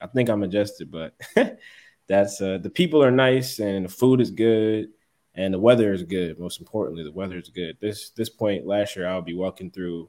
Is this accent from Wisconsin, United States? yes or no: no; Philadelphia, Pennsylvania, United States; moved away as an adult; also born or lived in Springfield, Massachusetts / Boston; now in Atlanta, United States; I'm originally from Philadelphia, and then I went to college in Springfield, Massachusetts